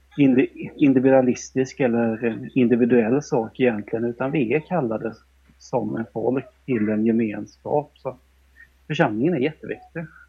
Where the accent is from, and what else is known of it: Korsberga, Jönköping County, Sweden; born or raised there; also born or lived in Malmö / Sandhem; now in Vetlanda, Sweden